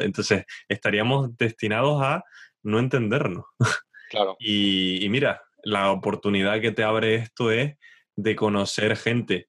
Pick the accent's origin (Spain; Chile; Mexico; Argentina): Spain; now in England, United Kingdom; no me siento totalmente inglés. Pero cuando vuelvo a España